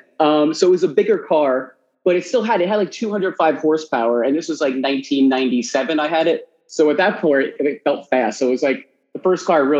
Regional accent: New Jersey, United States; moved away as an adult; now in New York, United States; I grew up in New Jersey. So I grew up right outside of New York, about 45 minutes away.

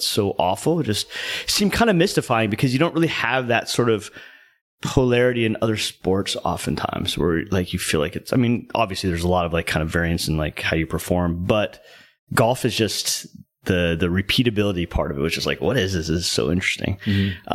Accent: Southern California, United States; moved away as an adult; now in Dallas, United States; I grew up in Southern California, kind of, you know, playing hockey and skateboarding and surfing and stuff like that.

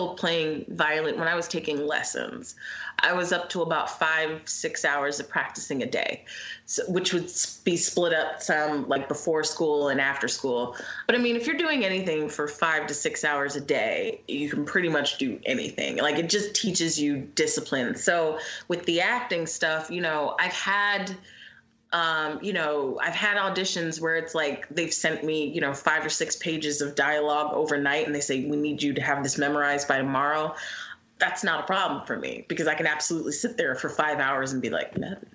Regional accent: Philadelphia, Pennsylvania, United States; I'm from Philly. I'm still here

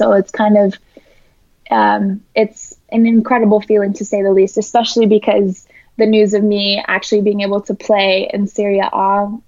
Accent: Bay Area, California, United States; we grew up in the Bay Area

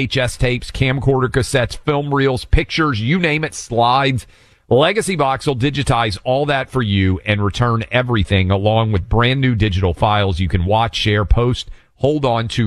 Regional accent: Tennessee, United States; my home state, Tennessee

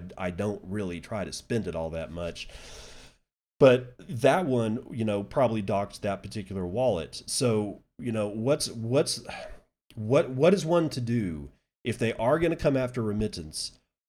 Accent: Texas, United States; To make it simple, I come from Texas dirt, and thus I've lived a life of grit with a form of strength you find from pioneering spirits that created me.

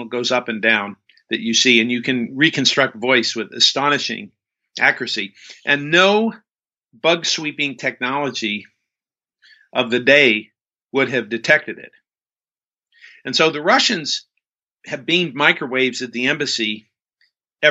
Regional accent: near Death Valley, California, United States; I grew up near Death Valley

